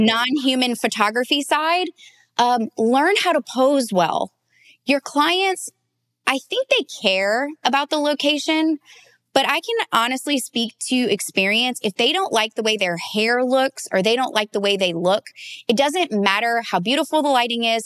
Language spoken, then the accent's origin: English; the South, United States; I grew up in the South